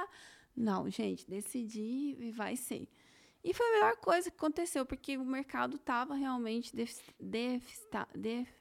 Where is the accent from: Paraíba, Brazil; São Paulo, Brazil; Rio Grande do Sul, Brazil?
São Paulo, Brazil; Campinas; Eu nasci em Campinas